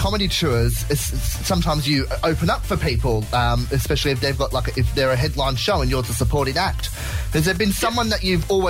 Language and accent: English; Blacktown, New South Wales, Australia; I was born in Blacktown Hospital.